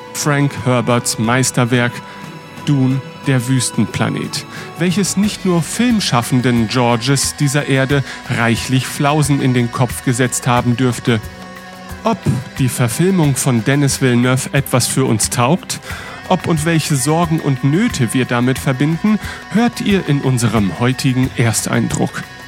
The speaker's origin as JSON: {"language": "German", "region": "Northern Germany", "country": "Germany", "said": "ich als Norddeutscher"}